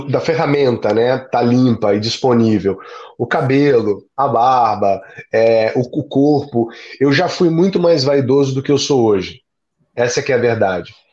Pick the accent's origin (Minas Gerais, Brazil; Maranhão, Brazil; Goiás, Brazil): Maranhão, Brazil; São Luís; Eu sou nordestino, então eu tenho aí alguma facilidade para chegar nos lugares, né? E sou de São Luís, onde o sotaque é um pouco mais neutro na capital.